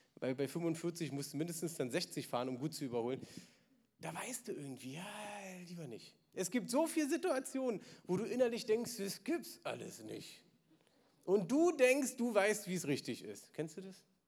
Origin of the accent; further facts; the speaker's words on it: Berlin, Germany; ich bin im Osten aufgewachsen